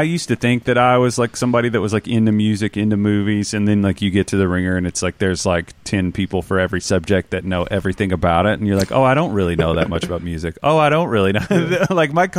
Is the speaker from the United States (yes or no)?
yes; Southern United States, United States; accent: Southern; "Oh, I'm country."